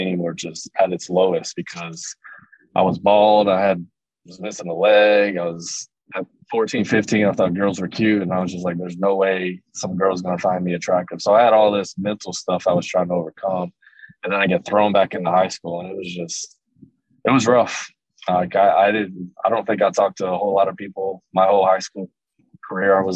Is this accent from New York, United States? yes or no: no; Everman, Texas, United States; also born or lived in Joshua, Texas; I grew up in Everman, which was maybe 10, 15 minutes from the town that we moved to right before I got into eighth grade